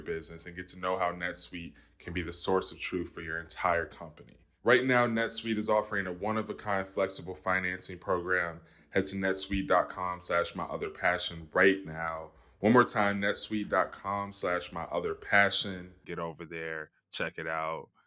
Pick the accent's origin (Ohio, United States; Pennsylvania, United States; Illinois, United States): Illinois, United States; Chicago; also born or lived in New York; now in California, United States; I'm from Chicago